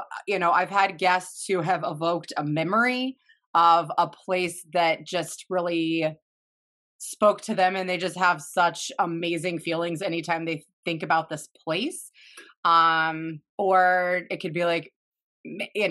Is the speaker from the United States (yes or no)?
yes; Dallas, Texas, United States; moved away as an adult; also born or lived in Philadelphia; Growing up in Dallas